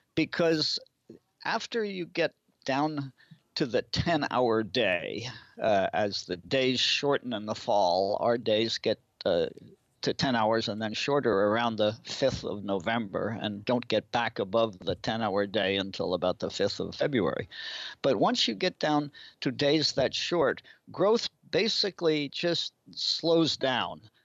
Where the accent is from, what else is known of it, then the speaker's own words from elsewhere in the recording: New Jersey, United States; also born or lived in New England; now in Maine, United States; I was born and brought up in New Jersey, but I spent most of my life in New England